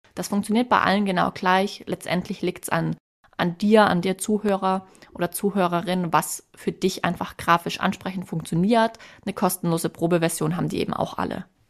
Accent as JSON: {"language": "German", "region": "Swabia", "country": "Germany", "said": "Als Schwäbin"}